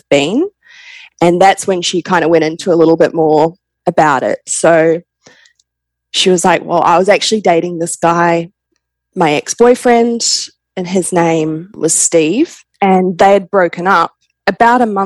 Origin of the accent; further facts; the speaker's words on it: New Zealand; moved away as an adult; also born or lived in Perth, Australia; now in Australia; I was born in Perth, Australia, but I grew up in New Zealand.